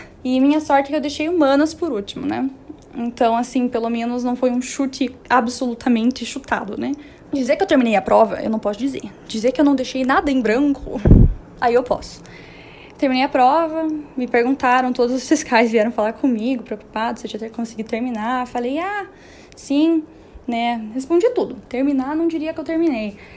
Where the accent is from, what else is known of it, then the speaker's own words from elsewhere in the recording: Curitiba, Paraná, Brazil; moved away as an adult; now in São Paulo, Brazil; Eu sou de Curitiba